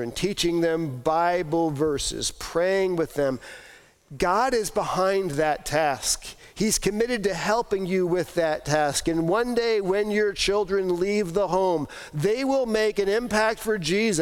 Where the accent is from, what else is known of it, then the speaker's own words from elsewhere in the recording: East Coast, United States; moved away as an adult; now in Iowa, United States; I grew up on the East Coast.